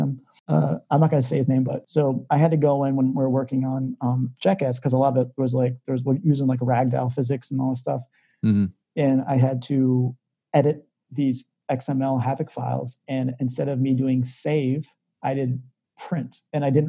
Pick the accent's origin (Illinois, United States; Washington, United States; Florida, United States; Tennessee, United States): Illinois, United States; McHenry; I'm from McHenry